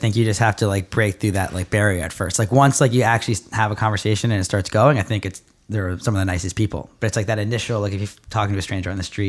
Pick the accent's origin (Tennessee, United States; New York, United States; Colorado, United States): New York, United States; Long Island; I grew up in Long Island.